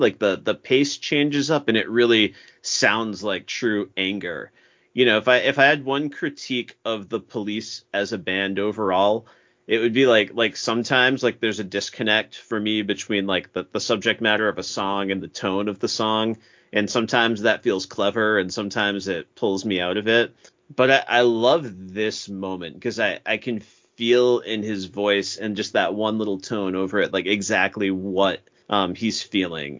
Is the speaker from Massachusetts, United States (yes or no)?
yes; Massachusetts, United States; I'm from Massachusetts.